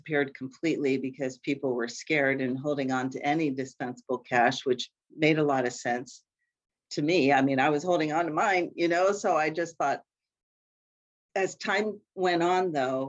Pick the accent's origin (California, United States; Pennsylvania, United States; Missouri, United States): Pennsylvania, United States; Appalachian Mountains in; moved away as an adult; now in Minnesota, United States; I'm not a Minnesota native. I've been here for about 35, 40 years. You think I would be a native, but I'm still firmly from the Appalachian Mountains in Pennsylvania